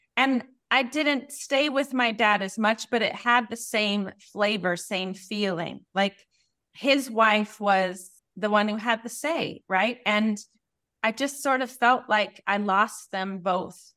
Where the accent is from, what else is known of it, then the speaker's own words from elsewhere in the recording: Colorado, United States; I grew up in Colorado